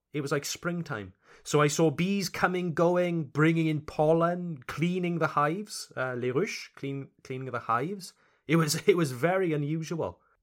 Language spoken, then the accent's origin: English; Wales, United Kingdom; accent: Welsh; first language English; moved away as an adult; also born or lived in Alsace, France; now in Strasbourg, France; I come from Wales, Le Pays de Galles, Wales, in the United Kingdom, Le Royaume-Uni, the United Kingdom. English is indeed my first language, but where I come from, we have a strong accent.